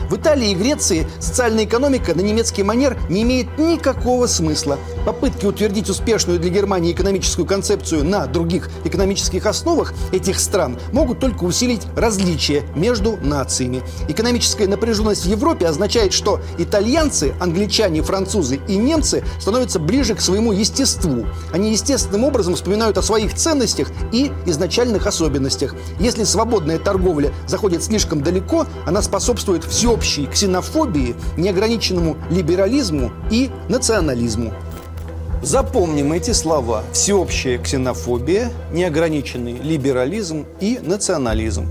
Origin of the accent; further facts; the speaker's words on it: Russia; Ну, из России